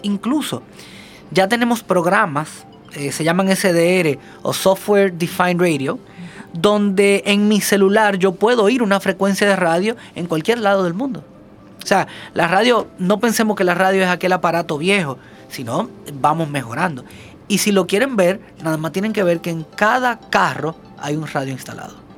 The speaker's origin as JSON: {"language": "Spanish", "town": "Santiago de los Caballeros", "region": "Santiago", "country": "Dominican Republic", "said": "Yo soy santiaguero y yo vengo a Santo Domingo"}